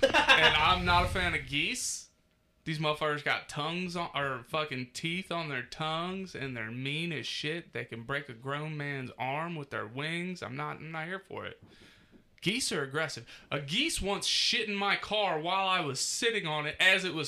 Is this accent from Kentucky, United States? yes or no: yes; Hebron, Kentucky, United States; It's like, I'm from Hebron, motherfucker.